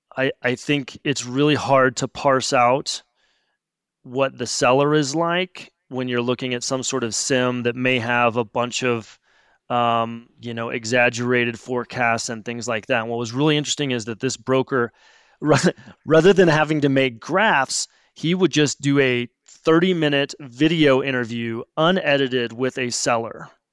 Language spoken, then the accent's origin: English; Missouri, United States; moved away as an adult; I grew up in Missouri